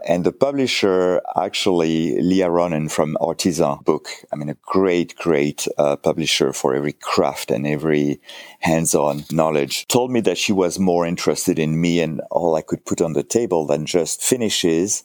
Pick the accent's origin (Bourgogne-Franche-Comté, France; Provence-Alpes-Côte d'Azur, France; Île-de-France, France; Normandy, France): Provence-Alpes-Côte d'Azur, France; a village outside Cannes; English is a second language; moved away as an adult; also born or lived in United States; now in Connecticut, United States; I'm French, from the south of France, a little village, uh, one of those birch village, you know, like, uh, outside of Cannes.